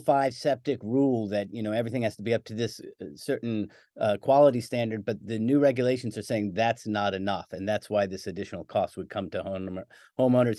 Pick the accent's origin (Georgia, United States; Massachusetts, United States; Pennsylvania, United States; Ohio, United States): Pennsylvania, United States; Philadelphia; I grew up in Philadelphia